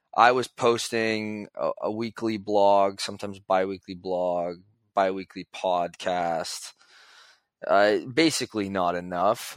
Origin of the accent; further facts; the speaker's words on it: Toronto, Ontario, Canada; I'm from Toronto